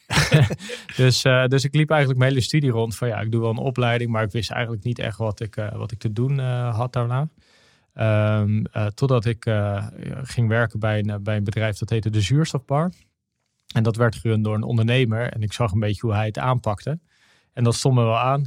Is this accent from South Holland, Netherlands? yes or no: yes; Noordwijk, South Holland, Netherlands; also born or lived in Aruba; ik ben opgegroeid in Noordwijk aan, aan zee. En ehm, daar ben, heb ik gewoond totdat ik acht was. Toen heb ik drie jaar naar Aruba gewoond.